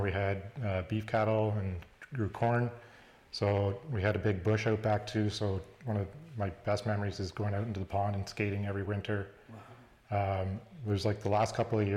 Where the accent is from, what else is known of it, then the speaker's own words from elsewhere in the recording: Gowanstown, Ontario, Canada; I grew up in Gownstown, just outside of Listowel